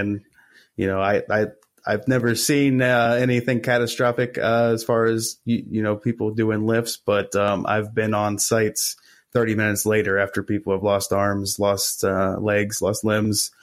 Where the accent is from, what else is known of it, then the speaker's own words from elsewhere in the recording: Morgantown, West Virginia, United States; in my hometown of Morgantown, uh, West Virginia